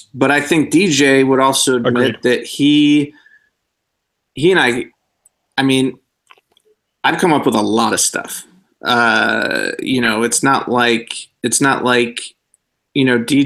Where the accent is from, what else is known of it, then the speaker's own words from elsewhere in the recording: Rochester, New York, United States; moved away as an adult; also born or lived in Chicago; now in Los Angeles, United States; Rochester, New York is where I'm originally from. I grew up there.